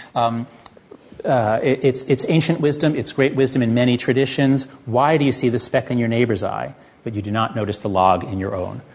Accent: United States; I'm an American

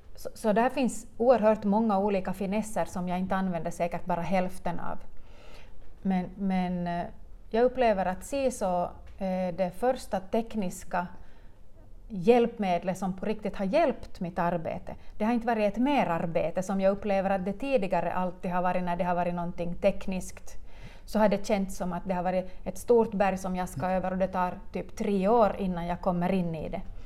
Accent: Munsala, Ostrobothnia, Finland; jag är hemma från Munsala

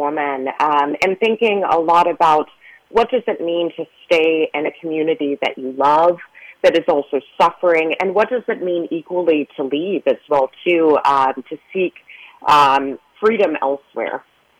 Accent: Oklahoma, United States; So I grew up in Oklahoma

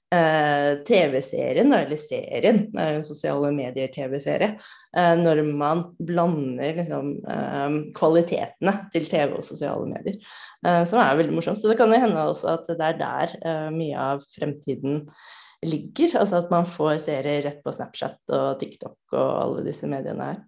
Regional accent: Norway; jeg kommer fra Norge

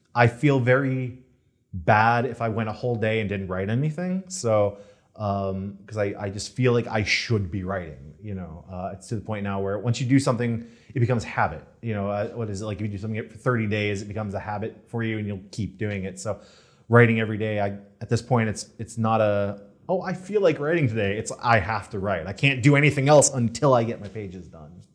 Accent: Detroit, Michigan, United States; moved away as an adult; also born or lived in Virginia Beach, Virginia; now in Los Angeles, United States; I'm originally from Detroit area

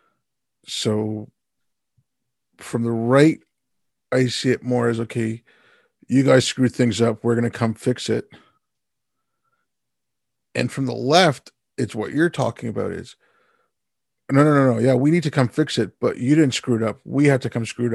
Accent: India; I'm from India

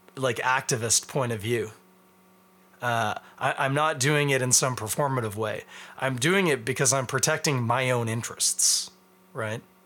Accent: Canada; As a Canadian

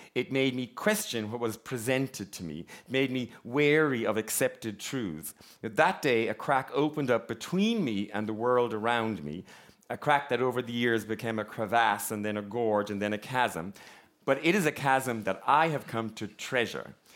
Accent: Ballinrobe, Connacht, Ireland; I am from a small town in County Mayo called Ballinrobe

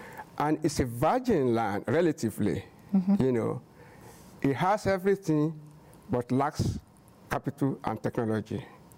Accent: Nigeria; moved away as an adult; also born or lived in Illinois, United States; now in United States; a former banker from Nigeria, then went to University of Illinois

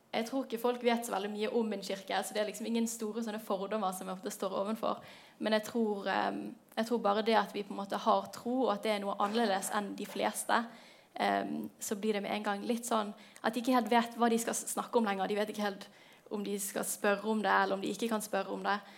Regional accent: Bergen, Vestland, Norway; Jeg er 23 år. Jeg kommer fra Bergen

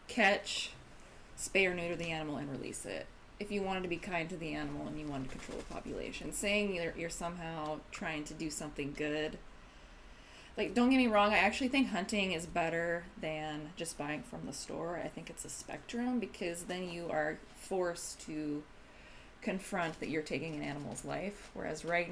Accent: Eastern Oregon, United States; I grew up in Eastern Oregon

